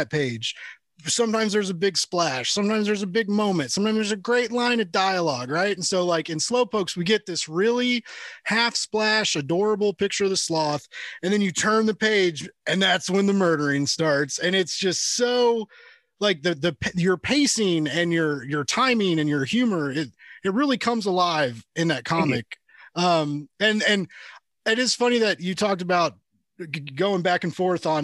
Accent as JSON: {"language": "English", "town": "Kansas City", "region": "Missouri", "country": "United States", "said": "we're from Kansas City, Missouri"}